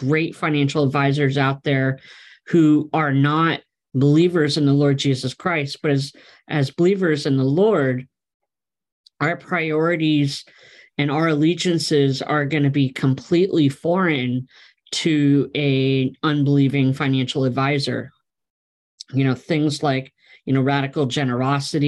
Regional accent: Pennsylvania, United States; moved away as an adult; also born or lived in West Coast; My wife and I relocated from the West Coast back to my home state of Pennsylvania

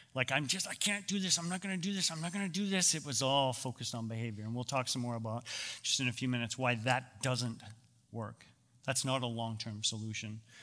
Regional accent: Canada; I grew up in Canada

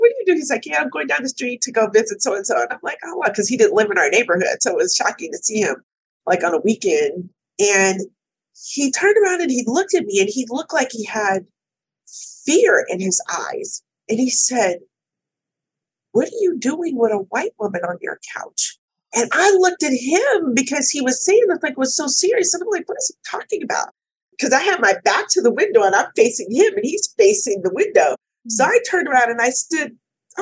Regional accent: California, United States; I was born and raised in California

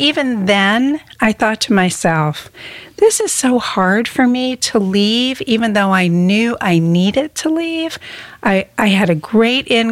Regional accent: Coopersburg, Pennsylvania, United States; moved away as an adult; also born or lived in New Jersey / New Hill, North Carolina; now in North Carolina, United States; I grew up in Coopersburg, Pennsylvania

